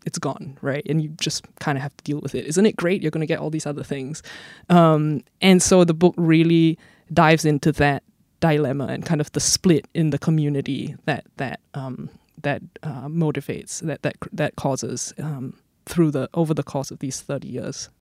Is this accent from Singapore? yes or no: yes; Singapore; as someone who grew up here and who has family here and roots here